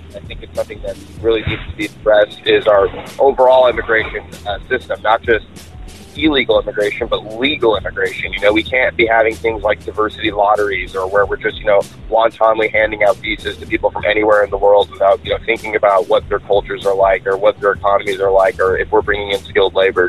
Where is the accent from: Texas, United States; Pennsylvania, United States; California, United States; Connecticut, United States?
California, United States; Big Bear Lake; also born or lived in Hungary; now in Orange County, United States; I grew up in Big Bear Lake